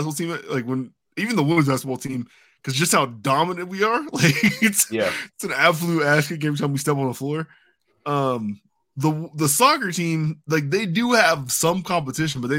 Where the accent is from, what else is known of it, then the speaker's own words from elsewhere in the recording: United States; we're just as much American as they are